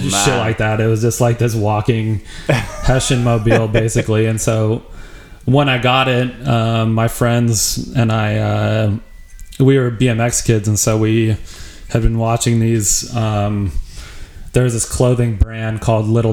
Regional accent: Wyoming, United States; moved away as an adult; also born or lived in Denver, Colorado; I'm from a small town in Wyoming

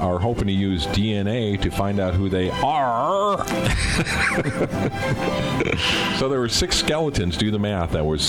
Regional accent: Wisconsin, United States; when I was growing up in Wisconsin

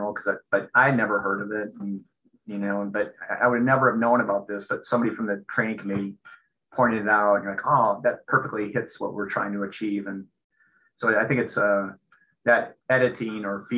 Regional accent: Minnesota, United States; moved away as an adult; also born or lived in Seattle; I grew up in Minnesota, I came back here initially at the University of Minnesota

